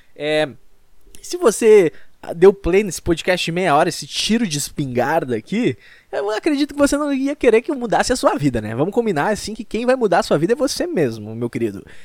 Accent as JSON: {"language": "Portuguese", "region": "Rio Grande do Sul", "country": "Brazil", "said": "Eu sou do Rio Grande do Sul"}